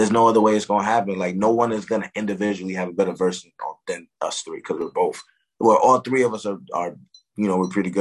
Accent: Newburgh, New York, United States; also born or lived in Brooklyn, New York; I was born in Brooklyn, grew up in Newburgh.

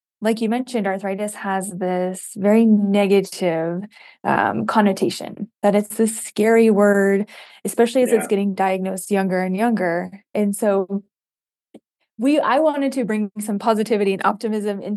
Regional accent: Michigan, United States; moved away as an adult; also born or lived in Ohio; now in Utah, United States; I'm originally from the Midwest. I grew up in Michigan

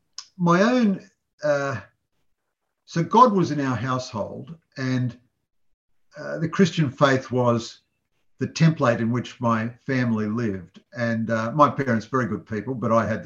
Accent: Sydney, New South Wales, Australia; now in Melbourne, Australia; I'm a Sydney-sider originally

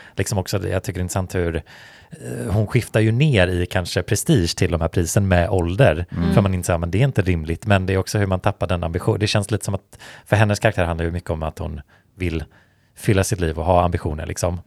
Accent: Sweden

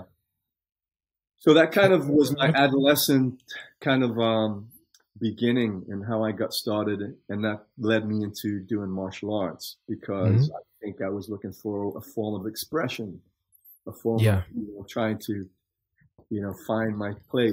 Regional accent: Newcastle upon Tyne, North East England, United Kingdom; now in Los Angeles, United States; I was born in Newcastle upon Tyne, which is a coal mining town in England and shipbuilding town. And my grandparents raised me

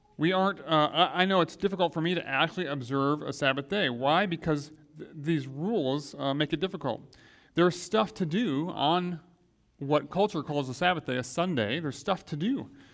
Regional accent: Grand Rapids, Michigan, United States; when I was growing up in Grand Rapids, Michigan

